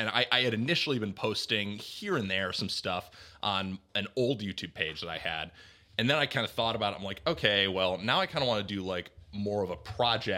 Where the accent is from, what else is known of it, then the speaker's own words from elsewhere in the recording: Rochester, New York, United States; I'm from Rochester, so right outside Rochester.